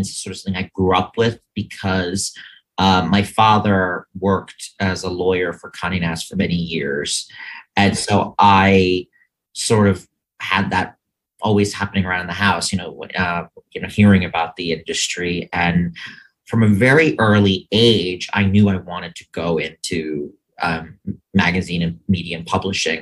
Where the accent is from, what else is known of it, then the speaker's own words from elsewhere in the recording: Scarsdale, New York, United States; I was born here in the city. But my parents eventually decided, like most, that they didn't want to pay for private school. So they moved to Scarsdale. And that's where I grew up from age 5 until college